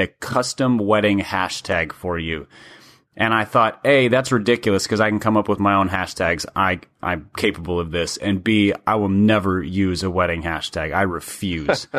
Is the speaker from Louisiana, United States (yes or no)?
no; Minnesota, United States; growing up in Minnesota